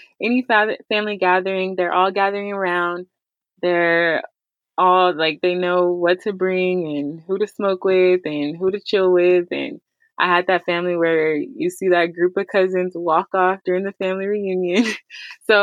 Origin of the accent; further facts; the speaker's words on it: Pasadena, California, United States; now in Rancho Cucamonga, United States; I live in Rancho Cucamonga, and I'm originally from Pasadena, California